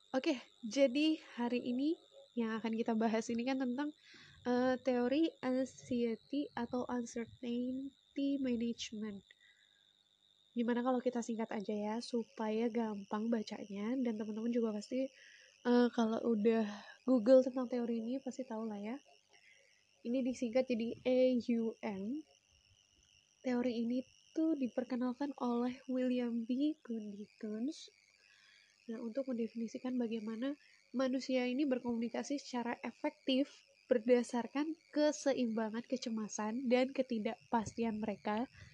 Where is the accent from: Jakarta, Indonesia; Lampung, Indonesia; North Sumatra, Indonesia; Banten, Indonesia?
Lampung, Indonesia; now in Yogyakarta, Indonesia; Asalnya dari Lampung